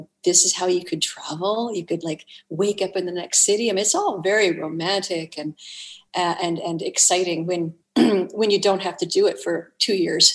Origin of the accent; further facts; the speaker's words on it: the Maritimes, Canada; I'm from the Maritimes